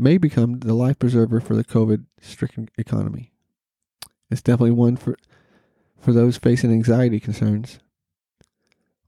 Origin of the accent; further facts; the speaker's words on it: Norman, Oklahoma, United States; my hometown of NORML, Oklahoma